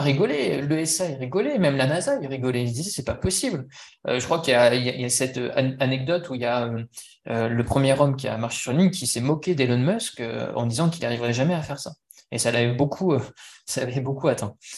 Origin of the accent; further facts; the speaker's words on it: France; moi, en tant que Français